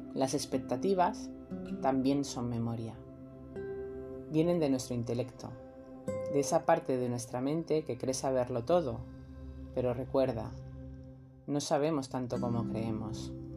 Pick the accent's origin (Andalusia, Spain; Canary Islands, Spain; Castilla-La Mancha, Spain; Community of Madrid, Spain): Andalusia, Spain; Almería; vengo de Almería